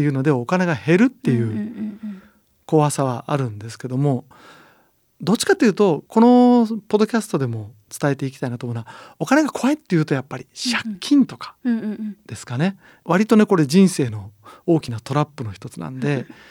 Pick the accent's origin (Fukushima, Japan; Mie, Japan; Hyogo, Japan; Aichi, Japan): Aichi, Japan; 出身地は愛知県です